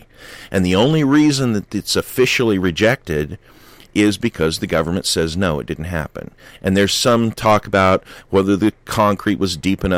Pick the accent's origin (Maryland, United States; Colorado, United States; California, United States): California, United States; born there; I was born in California. Almost all of my family is from eastern Kentucky.